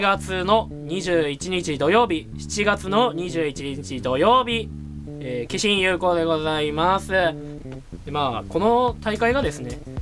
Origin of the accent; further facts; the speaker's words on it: Nagoya, Aichi, Japan; accent: Nagoya-ben; んか謎多い名古屋弁なんですごい